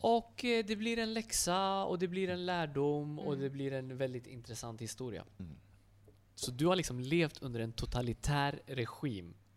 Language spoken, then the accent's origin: Swedish; Uppsala, Uppsala County, Sweden; jag är född och uppväxt i Sverige, i Uppsala.